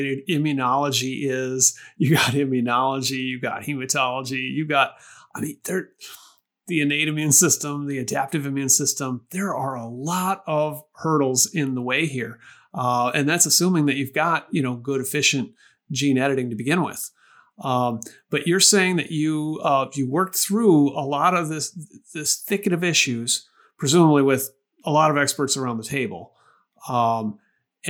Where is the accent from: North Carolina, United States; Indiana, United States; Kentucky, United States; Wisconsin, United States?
Wisconsin, United States; I'm a kid from the Wisconsin, the upper Midwest of the U.S.